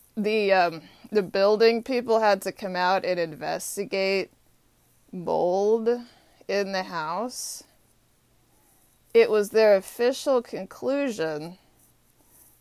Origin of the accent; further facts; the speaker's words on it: Austin, Texas, United States; also born or lived in North Carolina; now in Washington, D.C., United States; Austin, Texas is my hometown